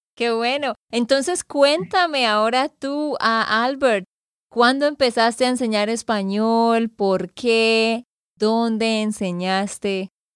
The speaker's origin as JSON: {"language": "Spanish", "region": "Santander", "country": "Colombia", "said": "de Santander, Colombia"}